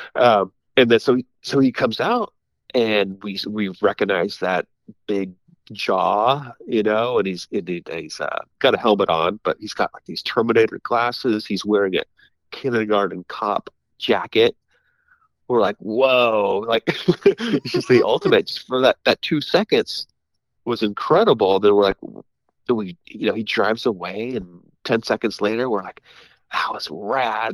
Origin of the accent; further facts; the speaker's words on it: Santa Clara, California, United States; moved away as an adult; also born or lived in Los Angeles, California; now in Sacramento, United States; I grew up in Santa Clara, for Santa Clara, California, most of my life